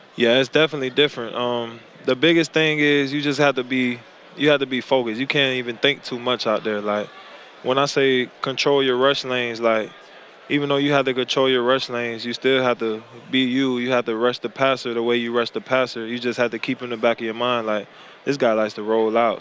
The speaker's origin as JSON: {"language": "English", "town": "Tampa", "region": "Florida", "country": "United States", "moved": "as an adult", "said": "I'm from Tampa."}